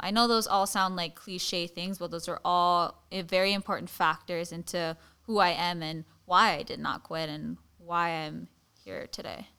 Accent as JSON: {"language": "English", "region": "Hawaii", "country": "United States", "tie": "born or raised there", "said": "growing up in Kamehameha schools and in Hawaii"}